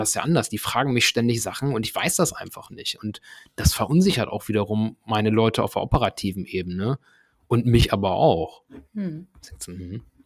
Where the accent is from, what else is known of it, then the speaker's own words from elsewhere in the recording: Germany; ich komme hier selbst aus der Gegend, ne, aus dem Bremer Umland